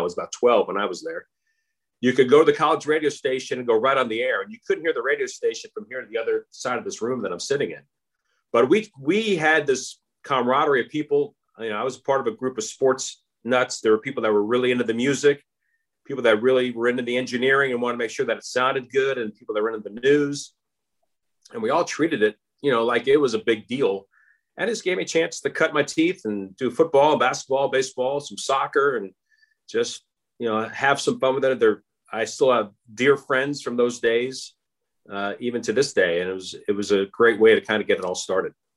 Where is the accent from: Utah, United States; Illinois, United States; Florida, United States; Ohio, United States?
Florida, United States; Altamonte Springs; also born or lived in Long Island, New York; I was raised in Florida